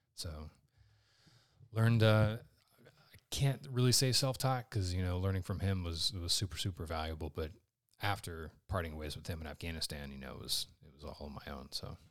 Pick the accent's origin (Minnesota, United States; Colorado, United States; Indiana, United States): Indiana, United States; Richmond; I grew up in Richmond, Indiana.